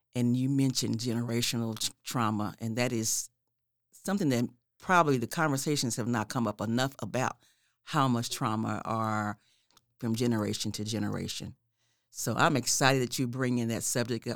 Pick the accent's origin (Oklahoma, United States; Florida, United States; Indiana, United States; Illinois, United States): Oklahoma, United States; Oklahoma City; I grew up in the neighborhood called Carverdale Edition.